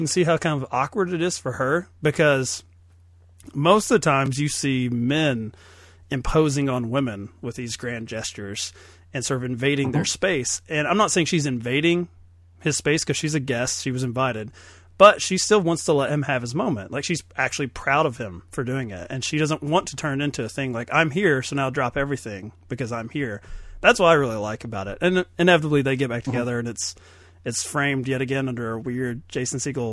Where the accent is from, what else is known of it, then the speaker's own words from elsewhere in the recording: Kentucky, United States; I'm from Kentucky